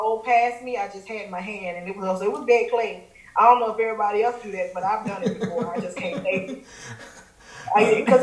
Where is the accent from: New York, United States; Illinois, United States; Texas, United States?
Illinois, United States; Chicago; I'm from Chicago